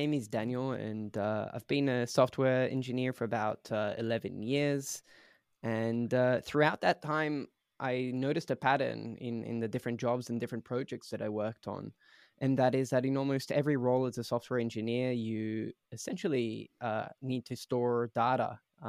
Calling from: Berlin, Germany; So I'm joining from Berlin, Germany, where Prisma originally started.

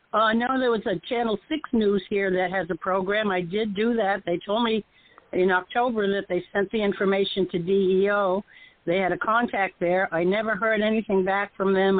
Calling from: Florida, United States; I'm calling from Florida

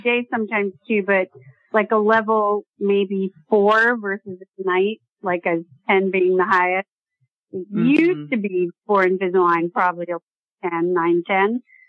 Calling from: West Palm Beach, Florida, United States; I'm calling from South Florida, West Palm.

